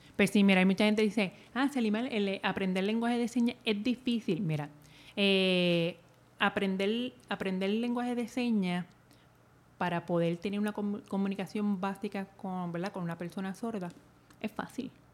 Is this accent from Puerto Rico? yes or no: yes; Naranjito, Puerto Rico; Yo me crié en Naranjito